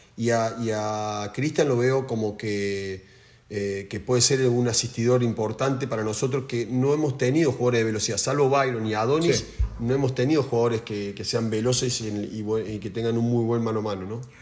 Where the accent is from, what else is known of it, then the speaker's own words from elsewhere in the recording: Argentina; como argentino